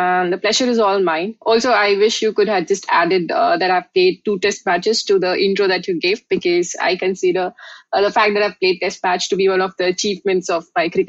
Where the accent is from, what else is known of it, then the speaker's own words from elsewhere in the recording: India; My life has not been any different from that of a kid growing up in India. I've been a 90s kid.